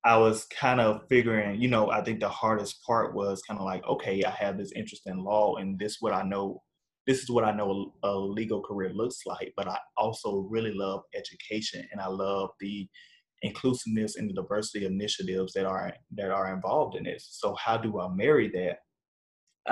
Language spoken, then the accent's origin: English; Arkansas, United States; now in Northbrook, United States; I'm originally from Arkansas, born and raised